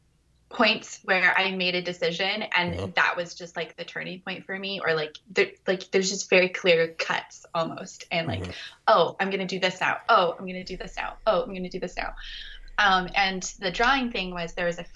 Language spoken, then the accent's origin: English; Colorado, United States; moved away; my mom lives in Colorado and I grew up in Colorado